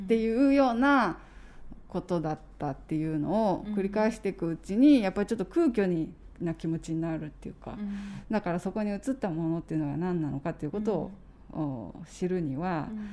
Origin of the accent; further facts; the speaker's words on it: Aichi, Japan; moved away as an adult; also born or lived in Berlin; 私愛知県出身